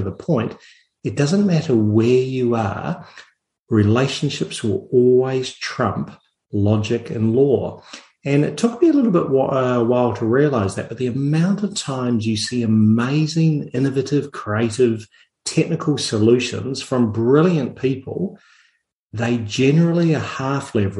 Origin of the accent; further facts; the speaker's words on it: New Zealand; moved away; I'm actually a New Zealander